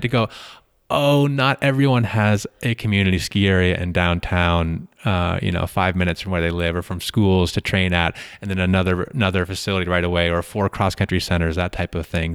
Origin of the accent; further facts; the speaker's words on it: Middlebury, Vermont, United States; moved away; grew up in a pla-, in mi-, near Middlebury, Vermont